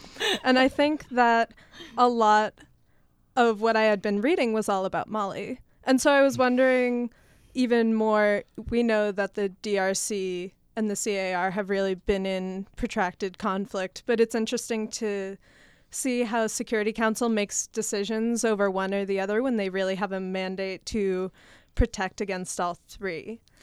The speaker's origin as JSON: {"language": "English", "region": "Massachusetts", "country": "United States", "moved": "yes", "said": "originally from Massachusetts, and when I go back home"}